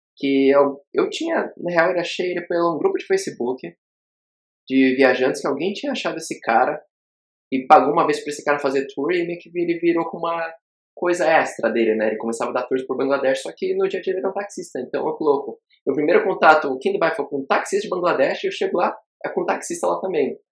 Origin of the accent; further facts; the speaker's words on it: interior of Rio Grande do Sul, Brazil; now in Dubai, United Arab Emirates; um jovem, ex-jovem do interior gaúcho, que agora habita. Está aqui em Dubai